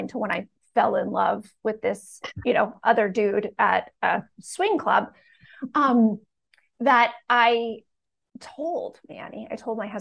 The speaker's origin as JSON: {"language": "English", "country": "Canada", "also_born_or_lived": "Bucks County, Pennsylvania", "moved": "as an adult", "lives_now": "United States", "said": "this woman moved away from her family and her country alone at 21, because I'm from Canada"}